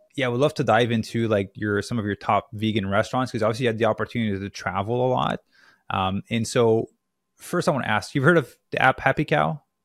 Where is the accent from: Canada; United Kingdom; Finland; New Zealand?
Canada; now in Los Angeles, United States; I'm from Canada originally, but I'm in LA right now